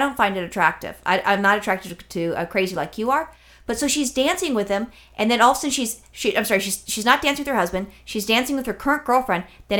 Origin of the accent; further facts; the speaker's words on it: California, United States; I'm only a Californian for, you know, my entire life.